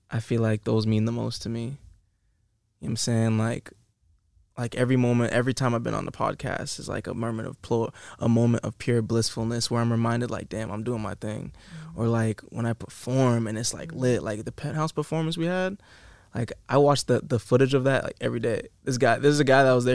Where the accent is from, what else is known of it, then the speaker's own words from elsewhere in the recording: Massachusetts, United States; moved away as an adult; now in Los Angeles, United States; people in my hometown, you know what I'm saying? 508